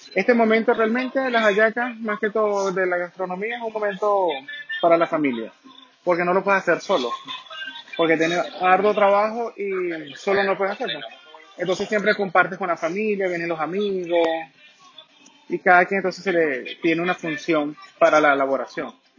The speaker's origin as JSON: {"language": "Spanish", "country": "Venezuela", "moved": "yes", "lives_now": "Santiago, Chile", "said": "Yo soy de Venezuela, del país donde las mujeres son hermosas y los hombres somos muy dulces."}